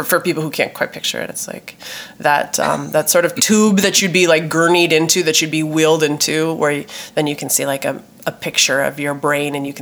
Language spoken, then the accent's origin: English; Minneapolis, Minnesota, United States; my home state and my hometown of Minneapolis.